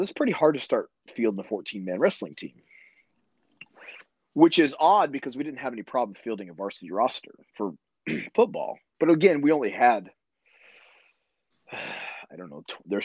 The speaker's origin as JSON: {"language": "English", "region": "small Midwest town", "country": "United States", "tie": "born or raised there"}